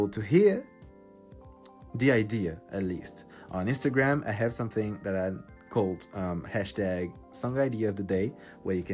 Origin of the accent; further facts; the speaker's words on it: Paris, Île-de-France, France; English is a second language; I'm from France, I'm from Paris, and nobody speaks English here.